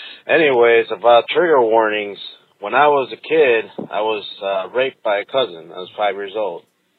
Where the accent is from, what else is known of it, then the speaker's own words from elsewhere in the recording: Mexico; moved away; I grew up in Mexico, and we have monarch butterflies in Mexico.